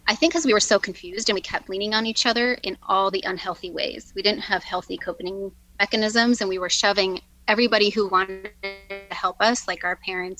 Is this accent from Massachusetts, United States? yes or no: no; Colorado, United States; I grew up in Colorado with my parents, my sister, and two brothers